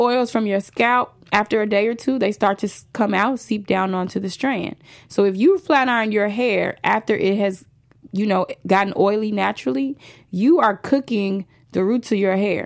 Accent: Chicago, Illinois, United States; moved away as an adult; now in Los Angeles, United States; I'm a girl from the south side of Chicago

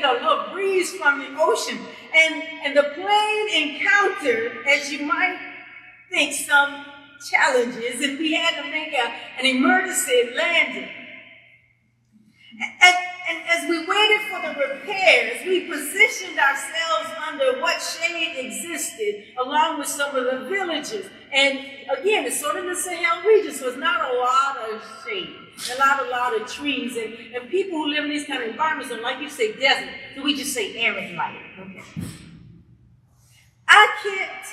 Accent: Columbia, South Carolina, United States; I am from Colombia, okay? And it's hot.

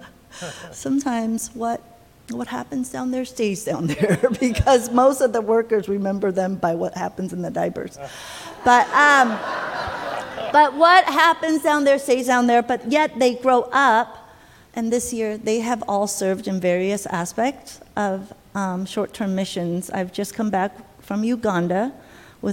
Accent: United States; moved away as an adult; now in Taiwan; I'm Taiwanese American. I was born in Taiwan, but I came to America when I was 7 or so. So 30 years in America

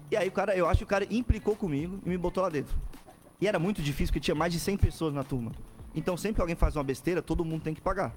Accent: São José, Santa Catarina, Brazil; also born or lived in Florianópolis; eu nasci em Floripa, moro em São José a vida inteira

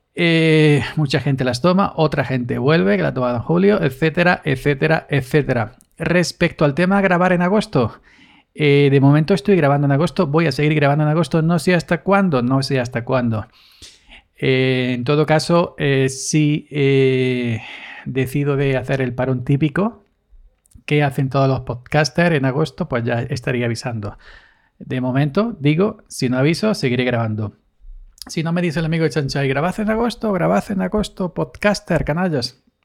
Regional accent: Andalusia, Spain; soy andaluz

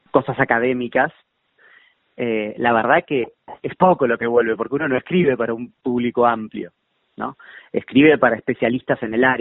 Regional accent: Bahía Blanca, Buenos Aires Province, Argentina; born there; Yo nací en Bahía Blanca.

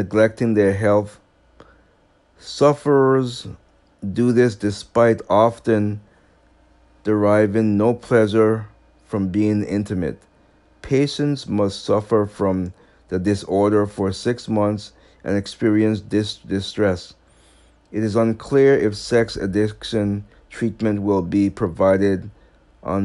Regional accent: Massachusetts, United States; This is in my home state of Massachusetts, even though I don't live in Boston

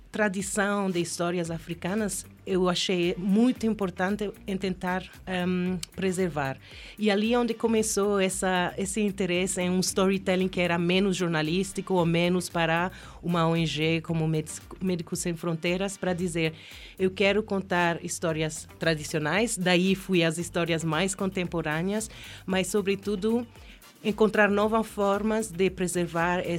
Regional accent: Gambia; Portuguese is a second language; also born or lived in Spain / Kenya; Quando eu cheguei à Quênia, eu não sou queniana, sou gambiana espanhola ah. e vivi 11 anos

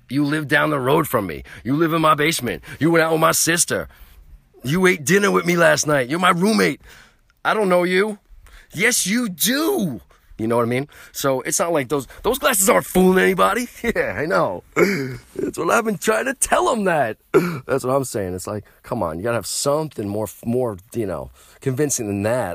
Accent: New York, United States; I'm from New York

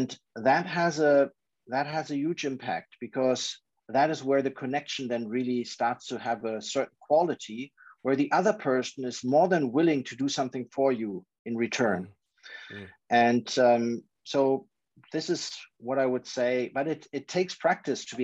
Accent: Germany; moved away as an adult; also born or lived in Chicago, United States / London, United Kingdom; now in China; born in Chicago, but with 5 years, I moved to Germany. My parents moved to Germany. They're both German

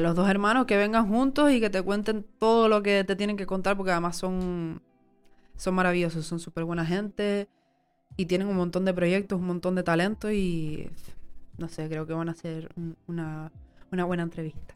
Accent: Tenerife, Canary Islands, Spain; Soy, soy tinerfeña, soy canaria, soy mujer

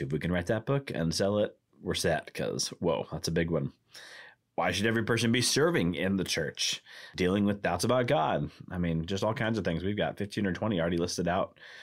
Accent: Arkansas, United States; also born or lived in Michigan / Indiana; now in Milwaukee, United States; I grew up in Arkansas, which has no professional sports teams of any kind

